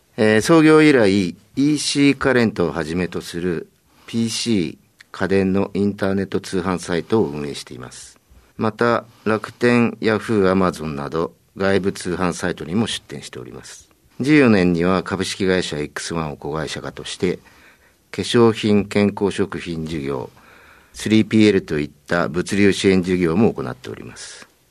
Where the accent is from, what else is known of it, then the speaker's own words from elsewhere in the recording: Tokyo, Japan; 東京都でございます